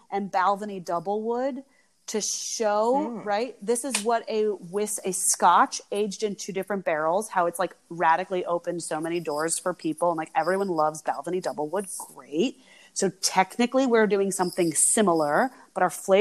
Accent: United States; moved away; also born or lived in France; I am myself American

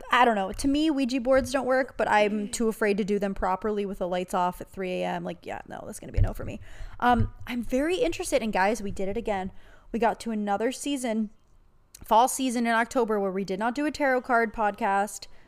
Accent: Jacksonville, Florida, United States; Back when I was eight or nine, I grew up in Jacksonville, Florida, and we learned at school that a classmate, Maddie, had gone missing.

